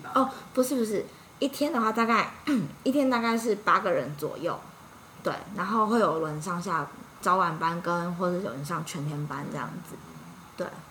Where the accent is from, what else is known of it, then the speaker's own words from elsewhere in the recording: Yilan, Yilan County, Taiwan; moved away as an adult; also born or lived in Singapore; 我，我，我是在，我是宜兰